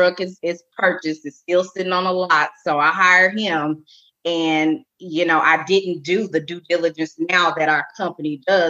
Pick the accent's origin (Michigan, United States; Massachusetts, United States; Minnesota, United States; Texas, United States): Texas, United States; Arlington; I'm born and raised in Arlington, Texas.